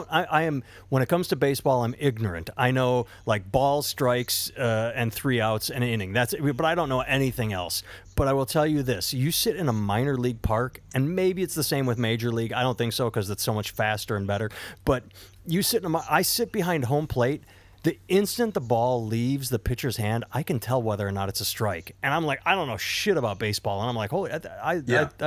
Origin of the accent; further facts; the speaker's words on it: Iowa, United States; I grew up in Iowa.